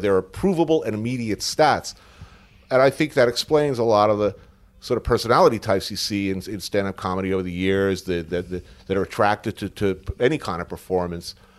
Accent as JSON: {"language": "English", "area": "Bergen County", "region": "New Jersey", "country": "United States", "tie": "born or raised there", "also_born_or_lived": "New York City", "said": "born here, grew up in Bergen County, like, right ac, literally right across the G W Bridge."}